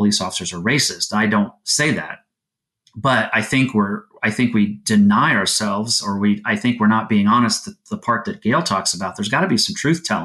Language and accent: English; Florida, United States; I grew up in Florida